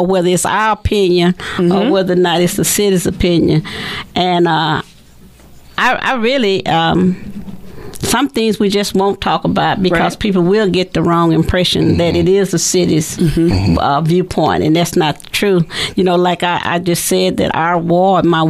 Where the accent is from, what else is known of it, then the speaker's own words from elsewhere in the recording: Texarkana, Texas, United States; moved away as an adult; also born or lived in St. Louis, Missouri / Huntsville, Alabama; I was born here in Texarkana